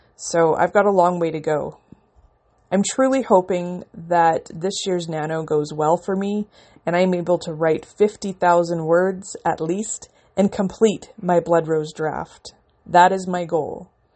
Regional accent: Canada; I'm a Canadian independent author

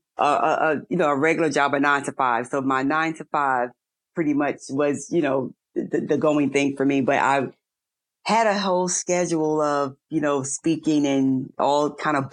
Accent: New York, United States; moved away; I'm originally from New York.

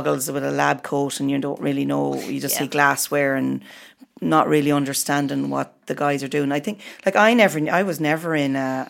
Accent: Ballymahon, County Longford, Ireland; moved away as an adult; also born or lived in Dublin, Ireland / Oranmore, Ireland; now in Westport, Ireland; I'm originally from Longford. I'm from Centre Parks Town. I'm from Ballymattan

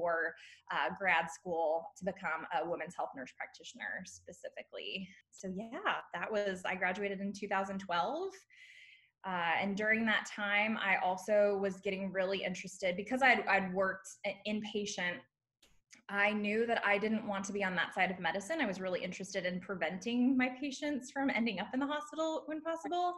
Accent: San Diego, California, United States; moved away as an adult; also born or lived in Indiana; I'm originally from San Diego, California. I went to Indiana University for my undergrad

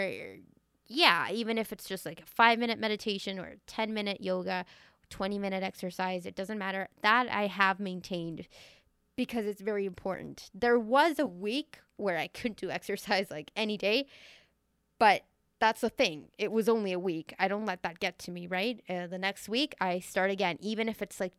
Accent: Venezuela; growing up in Venezuela.

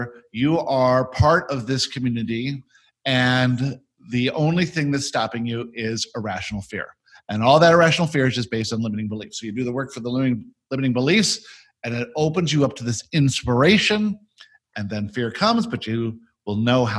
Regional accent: South Africa; born there; I was born in South Africa and moved around all my childhood in the 60s and 70s.

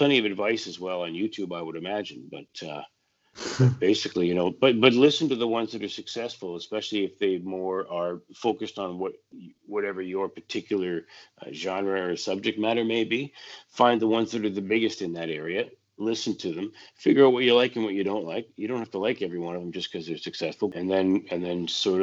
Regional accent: White Rock, British Columbia, Canada; I grew up in White Rock, so you could get Seattle radio on a clear night

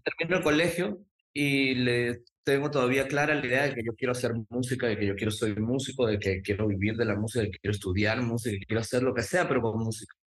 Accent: Lima, Peru; now in Miami, United States; yo soy nacido en Lima, Perú, en el cercado de Lima, em, que es muy cerquita al Callao

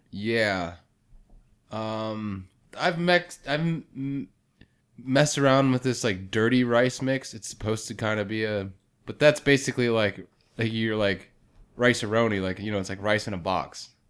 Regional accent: Pennsylvania, United States; accent: northern; I'm from Pennsylvania

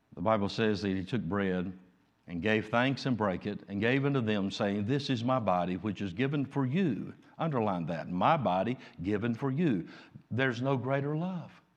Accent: United States; I'm an American

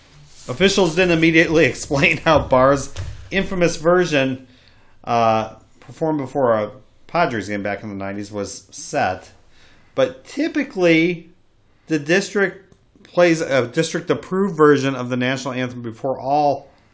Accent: United States; I like being an American.

